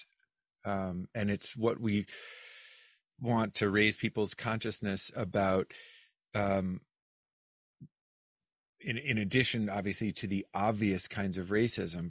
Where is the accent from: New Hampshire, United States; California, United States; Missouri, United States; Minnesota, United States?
New Hampshire, United States; I'm from New Hampshire